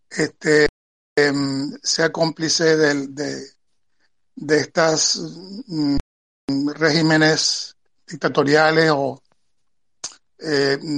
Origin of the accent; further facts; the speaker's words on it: Venezuela; moved away as an adult; now in Spain; toda mi vida viviendo en, Venezuela, pero nacido aquí en España y, retornado hace cuatro.